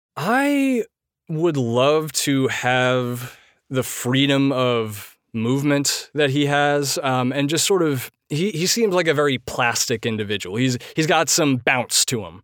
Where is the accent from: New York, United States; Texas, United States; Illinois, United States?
New York, United States; Poughkeepsie; moved away as an adult; Poughkeepsie, which is my hometown from the time when I was five months old